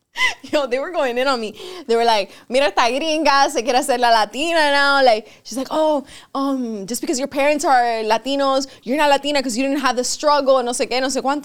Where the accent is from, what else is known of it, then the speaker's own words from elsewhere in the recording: Miami, Florida, United States; first language Spanish; English is a second language; I'm Cuban. I was born here, but like I'm Cuban. Like my mom raised me Cuban. Like my first language was Spanish